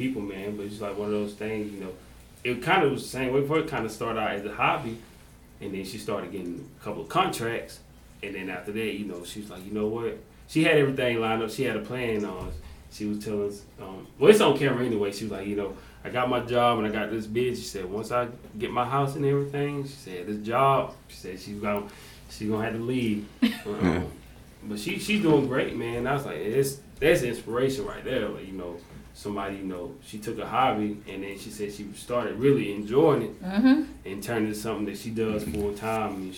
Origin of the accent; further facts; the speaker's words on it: Jonesville, South Carolina, United States; I'm from Jonesville, so we right there beside y'all